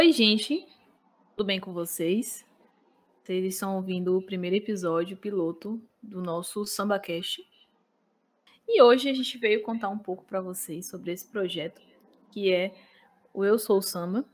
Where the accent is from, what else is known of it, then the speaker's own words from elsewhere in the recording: Cruz das Almas, Bahia, Brazil; eu sou da cidade de Cruz das Almas